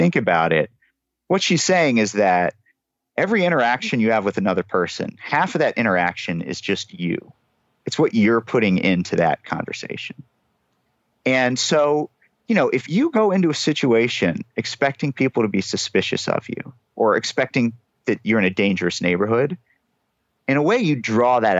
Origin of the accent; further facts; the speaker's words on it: United States; now in New York, United States; a white guy growing up in America